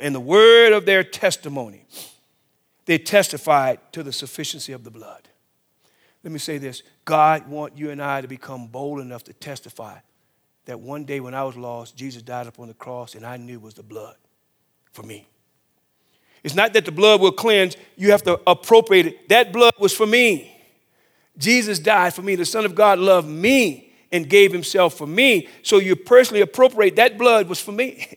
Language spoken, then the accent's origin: English; the South, United States; I grew up in the South. uh, in the fifties.